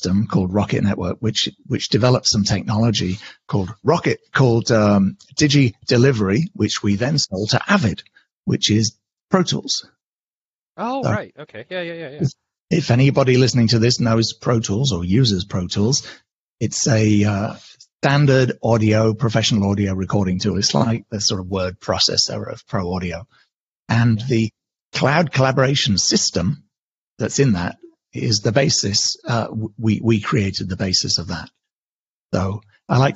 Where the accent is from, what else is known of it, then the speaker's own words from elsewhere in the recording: United Kingdom; accent: British; moved away as an adult; also born or lived in London / New York; now in California, United States; as you can hear from my accent, I'm originally British. I live in California